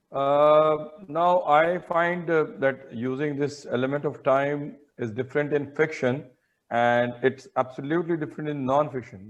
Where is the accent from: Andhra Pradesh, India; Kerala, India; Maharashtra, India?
Maharashtra, India; Mumbai; I have lived all my life in northern Mumbai, say in Ghatkopar area and Victoria